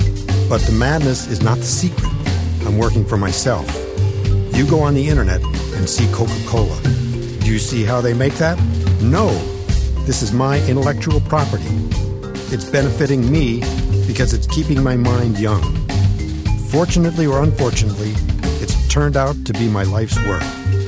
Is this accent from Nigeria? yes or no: yes; Nigeria; moved away as an adult; now in United States; I come from Nigeria originally. I came to California to go to college.